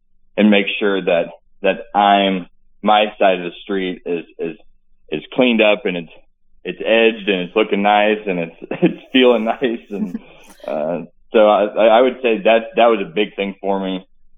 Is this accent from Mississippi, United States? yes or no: no; Farmington, Missouri, United States; I'm from Farmington, Missouri, raised up playing sports. My parents divorced when I was young, pretty decent upbringing. I fell in love with sports, a small town, big football town.